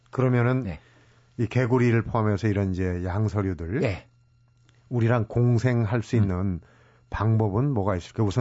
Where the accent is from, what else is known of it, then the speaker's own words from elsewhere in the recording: below Daegwallyeong, Gangwon, South Korea; moved away; 제가 어렸을 때는요 대관령 밑에서 살았는데